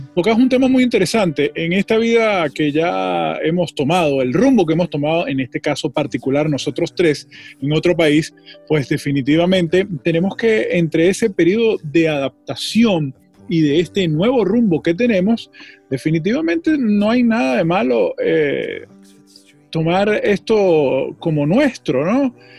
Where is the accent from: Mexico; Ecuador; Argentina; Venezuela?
Venezuela; moved away as an adult; now in United States; uno como venezolano